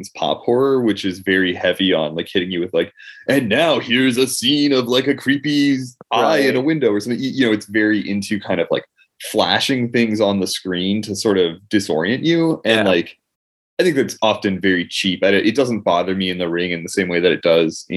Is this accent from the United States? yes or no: yes; United States; as an American viewer